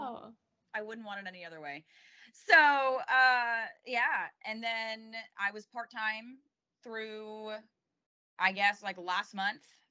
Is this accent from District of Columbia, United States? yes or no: yes; Washington, District of Columbia, United States; moved away; also born or lived in Tuscaloosa, Alabama / Chattanooga, Tennessee; my hometown team, which is now the Washington Commanders up in D.C.